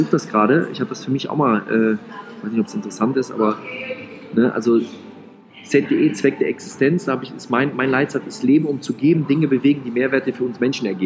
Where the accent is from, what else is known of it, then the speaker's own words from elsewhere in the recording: North Rhine-Westphalia, Germany; dass ich natürlich ein Typ bin als Rheinländer